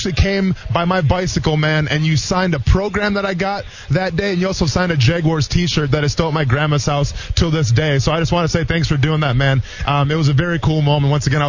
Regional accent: Iola, Wisconsin, United States; I was 7 years old at the time, growing up in Iola, Wisconsin.

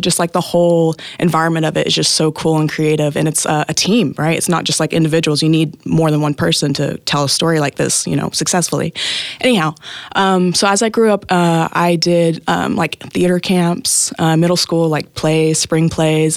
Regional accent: Tahlequah, Oklahoma, United States; I was born and raised in Tahlequah, Oklahoma.

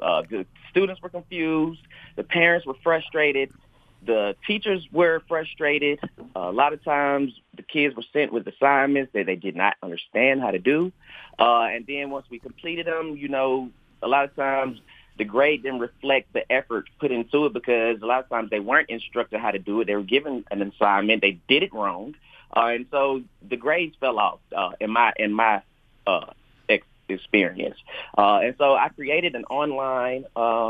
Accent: Athens, Georgia, United States; I grew up here in Athens, been an Athens resident all of my life

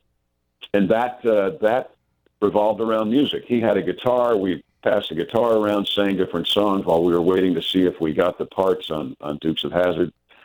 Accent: New York, United States; now in Louisiana, United States; Little did he know I'm from New York.

